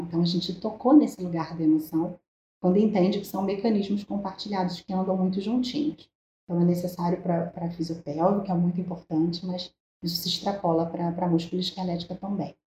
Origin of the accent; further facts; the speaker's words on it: Rio de Janeiro, Brazil; eu sou aqui do Rio de Janeiro